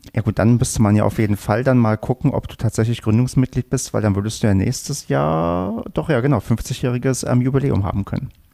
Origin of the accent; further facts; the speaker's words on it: Brandenburg, Germany; now in North Rhine-Westphalia, Germany; was ich in meiner Jugend in Brandenburg gehört hatte, was aber dann hier in NRW keiner benutzt